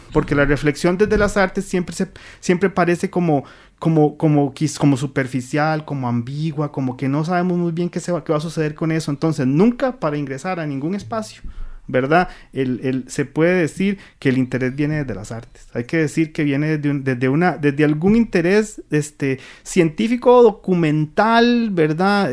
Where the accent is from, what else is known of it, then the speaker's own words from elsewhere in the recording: Central Valley, Costa Rica; yo soy evidentemente del Valle Central